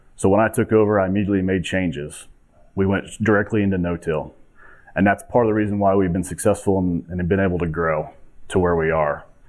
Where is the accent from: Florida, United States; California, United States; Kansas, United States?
Kansas, United States; Montezuma; I'm 38 years old from a small town in southwest Kansas called Montezuma